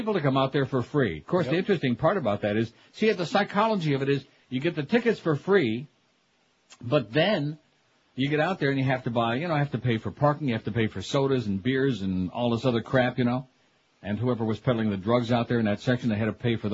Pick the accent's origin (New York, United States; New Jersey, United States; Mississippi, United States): New York, United States; Rochester; now in Miami, United States; Rochester, New York, 20, my hometown, which used to be a nice, you know, kind of a nice place to grow up